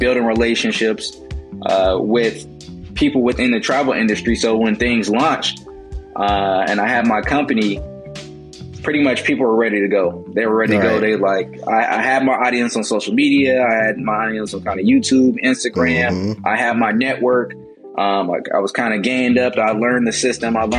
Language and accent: English; Richmond, California, United States; also born or lived in Oakland, California; locally from the Bay Area, California, specifically Richmond, California